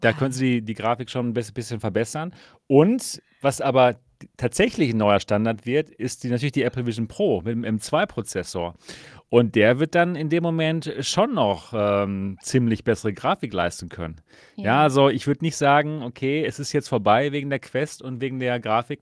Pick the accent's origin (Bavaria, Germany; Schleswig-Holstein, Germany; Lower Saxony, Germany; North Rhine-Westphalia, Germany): North Rhine-Westphalia, Germany; Dortmund; ich komme aus Dortmund